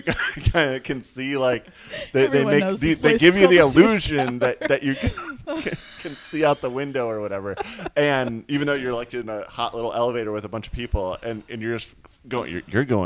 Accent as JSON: {"language": "English", "town": "Chicago", "region": "Illinois", "country": "United States", "said": "I'm from Chicago."}